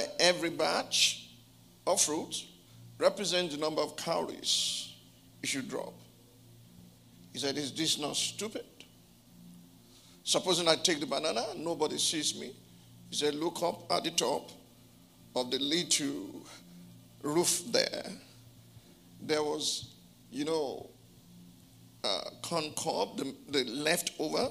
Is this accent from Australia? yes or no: no; Abeokuta, Ogun State, Nigeria; my hometown